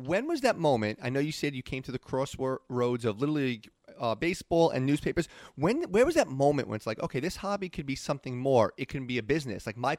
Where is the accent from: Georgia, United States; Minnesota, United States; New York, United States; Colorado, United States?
New York, United States; New York City; I was born in Staten Island